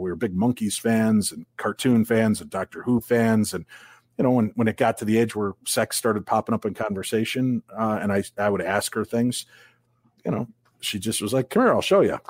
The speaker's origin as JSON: {"language": "English", "region": "Illinois", "country": "United States", "tie": "born or raised there", "moved": "yes", "lives_now": "Minnesota, United States", "said": "I grew up in Illinois"}